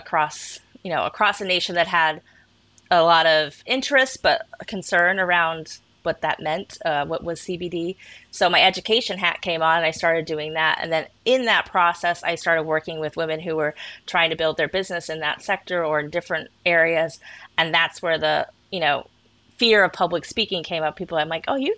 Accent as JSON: {"language": "English", "region": "Colorado", "country": "United States", "tie": "born or raised there", "also_born_or_lived": "Kent, England / Shetland Islands", "said": "I was born in Kent, England, moved to Colorado when I was 5 to parents from the Shetland Islands"}